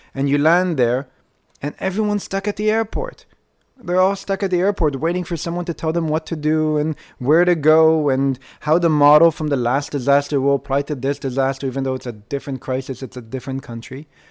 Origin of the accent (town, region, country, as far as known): Israel